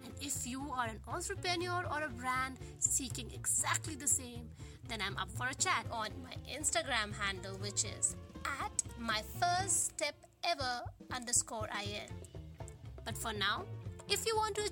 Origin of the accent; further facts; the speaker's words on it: India; now in Melbourne, Australia; We share the same home country